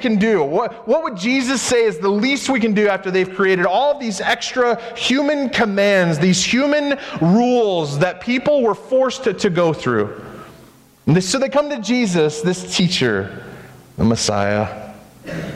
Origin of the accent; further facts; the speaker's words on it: United States; I'm an American